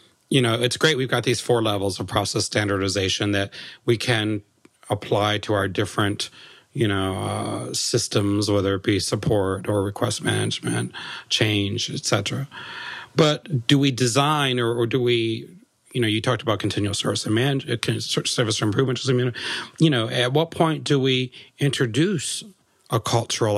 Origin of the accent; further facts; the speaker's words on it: United States; I'm American